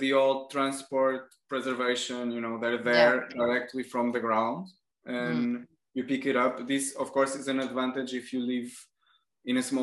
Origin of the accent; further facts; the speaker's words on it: Portugal; now in France; where I come from Portugal